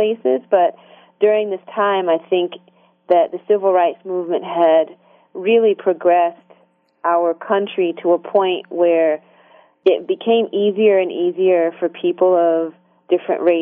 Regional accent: Hartsville, South Carolina, United States; moved away; also born or lived in Korea; I grew up in South Carolina, between Hartsville, South Carolina, Darlington, and Florence.

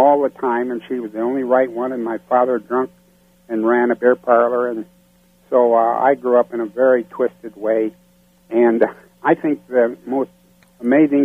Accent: South Dakota, United States; also born or lived in Sioux Falls, South Dakota / Rapid City, South Dakota / New Mexico; I grew up in South Dakota

